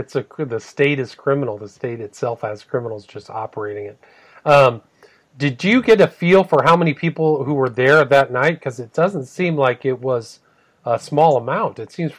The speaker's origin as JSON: {"language": "English", "region": "California", "country": "United States", "tie": "born or raised there", "said": "I remember growing up in Northern California, people knew who were growing."}